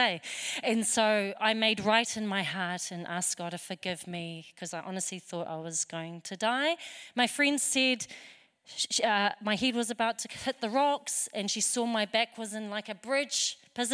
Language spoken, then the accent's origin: English; New Zealand; I'm born here in New Zealand